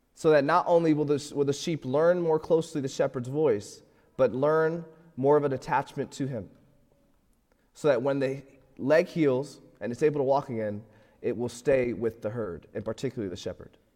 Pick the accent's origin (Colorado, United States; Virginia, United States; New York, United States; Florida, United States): Florida, United States; moved away as an adult; now in Pittsburgh, United States; I'm, I'm from Florida